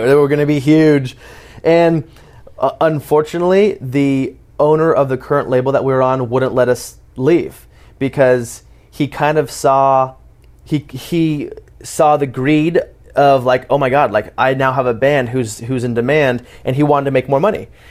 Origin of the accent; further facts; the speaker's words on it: Portland, Oregon, United States; also born or lived in Palm Springs; I was born and raised in Portland, Oregon, um, but I did move a lot back and forth from Palm Springs in Oregon. But my, my main place of growing up and really finding myself was, was Portland, Oregon.